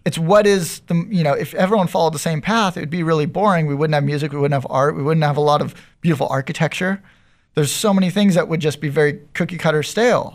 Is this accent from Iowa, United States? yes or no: no; San Diego, California, United States; I grew up in North County. I grew up in Carmel Valley